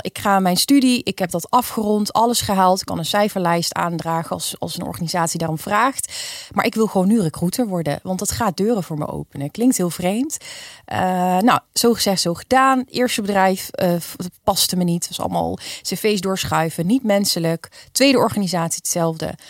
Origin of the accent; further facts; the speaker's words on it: Nijmegen, Gelderland, Netherlands; also born or lived in Wijchen; ik kom eh, oorspronkelijk uit Nijmegen. Kijk. Eh, ik woon in een wiegje, Wiegen, een dorpje daarnaast.